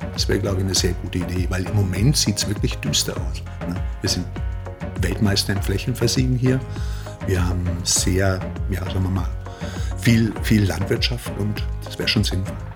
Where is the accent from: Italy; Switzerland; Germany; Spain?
Germany; now in Austria; als Deutscher